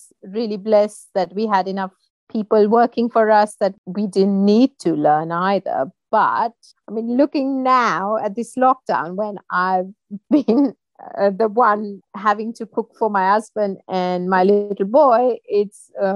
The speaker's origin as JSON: {"language": "English", "country": "India", "tie": "born or raised there", "moved": "as an adult", "lives_now": "United Kingdom", "said": "I was born and brought up in India, and I moved to the UK about 17 years back when I married my husband"}